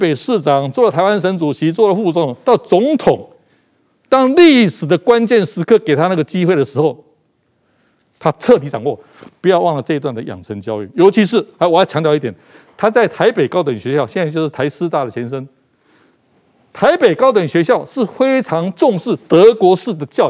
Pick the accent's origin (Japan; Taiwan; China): Japan; Chinese is a second language; 对对对，就说比我们日本人还日本人哈。